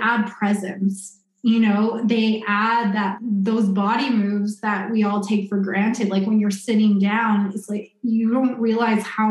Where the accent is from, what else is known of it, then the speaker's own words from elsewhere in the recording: Winnipeg, Manitoba, Canada; moved away; I'm from Winnipeg